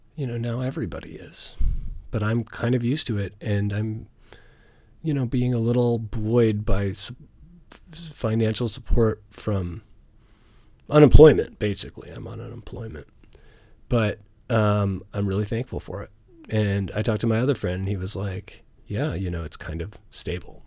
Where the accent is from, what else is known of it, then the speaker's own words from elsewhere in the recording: Canada; as a Canadian in Canada